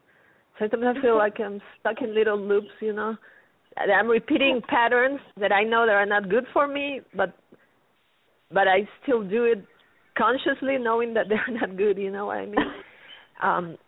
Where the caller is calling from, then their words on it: New Mexico, United States; New Mexico.